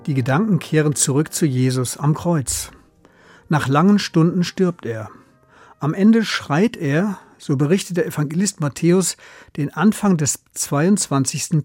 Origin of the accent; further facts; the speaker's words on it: Germany; Bei uns in Deutschland